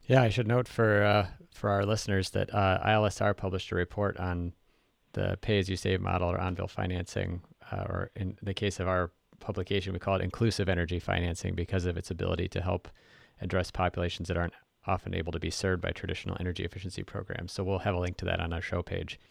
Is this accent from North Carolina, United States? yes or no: no; Minnesota, United States; I'm from Minnesota